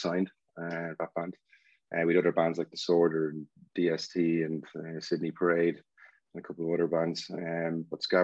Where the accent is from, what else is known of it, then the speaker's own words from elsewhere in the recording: Drogheda, Leinster, Ireland; also born or lived in Duleek; I just grew up between like Dalík and Drogheda. Probably more on the Drogheda side